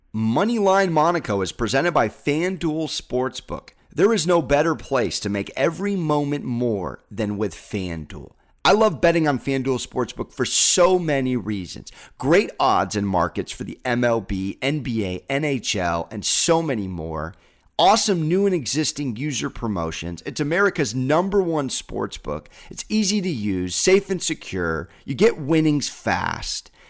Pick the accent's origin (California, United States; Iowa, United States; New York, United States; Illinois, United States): California, United States; San Diego; I'm SoCal soft. I'm from San Diego